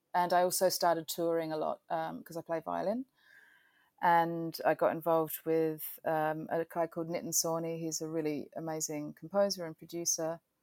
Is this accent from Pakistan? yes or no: no; Adelaide, South Australia, Australia; moved away as an adult; also born or lived in Melbourne, Australia / United Kingdom; now in New York, United States; I grew up in Adelaide.